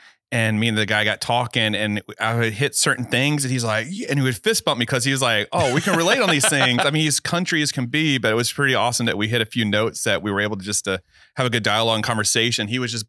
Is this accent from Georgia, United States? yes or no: yes; Georgia, United States; now in Florida, United States; And I'm not originally from Florida. I'm from like Savannah, Decatur, kind of where I was born. Okay. Lived all over Georgia and most of the East Coast.